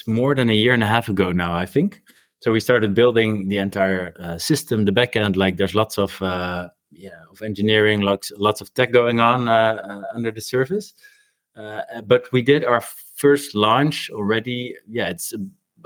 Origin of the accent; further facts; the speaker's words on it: Rotterdam, South Holland, Netherlands; my hometown, which is Rotterdam here back in the Netherlands